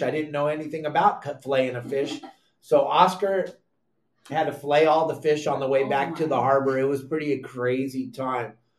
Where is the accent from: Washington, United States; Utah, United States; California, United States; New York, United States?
California, United States; San Clemente; also born or lived in Laguna Beach, California; I grew up in San Clemente, California. I was born at South Coast Hospital in Laguna Beach, California